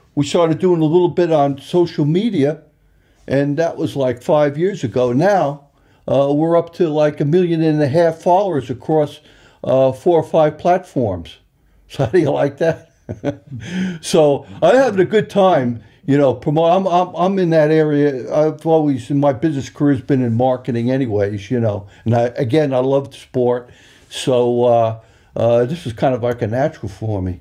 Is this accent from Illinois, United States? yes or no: no; Long Island, New York, United States; moved away as an adult; also born or lived in Ireland; now in Isle of Man; I'm from Long Island, New York. You probably could still tell by the accent